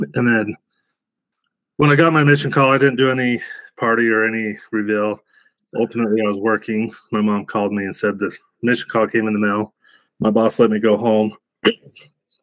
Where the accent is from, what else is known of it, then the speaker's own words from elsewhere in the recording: West Bountiful, Utah, United States; also born or lived in Scotland; now in Woods Cross, United States; I grew up in West Bountiful, now in Woods Cross, which is about 5 miles away from where I grew up